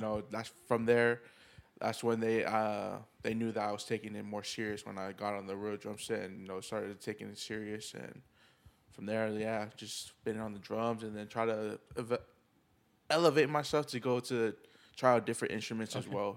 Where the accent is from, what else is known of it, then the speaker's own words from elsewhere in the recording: Oceanside, California, United States; I'm from Oceanside, California. Uh, born and raised in there